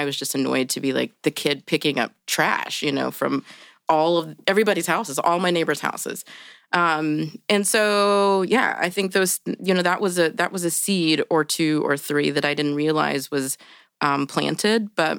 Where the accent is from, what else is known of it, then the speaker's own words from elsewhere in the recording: Indianapolis, Indiana, United States; I grew up in Indianapolis. I actually, in this neighborhood, I was in Broad Ripple until 6th or 7th grade when my parents said that we were going to move to 36th and Park.